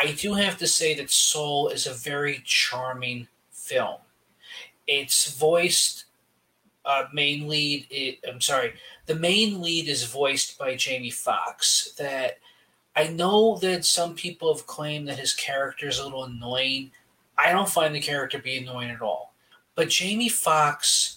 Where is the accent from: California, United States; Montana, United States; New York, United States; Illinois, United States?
New York, United States; As a New Yorker